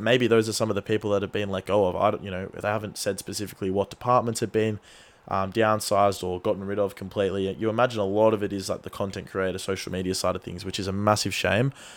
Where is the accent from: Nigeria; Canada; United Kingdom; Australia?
Australia; as an Australian football fan